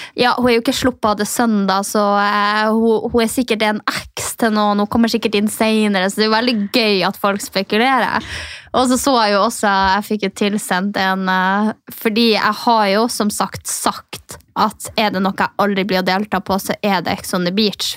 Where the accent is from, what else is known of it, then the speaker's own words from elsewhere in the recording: Northern Norway, Norway; now in Oslo, Norway; jeg som er liksom fra Nord-Norge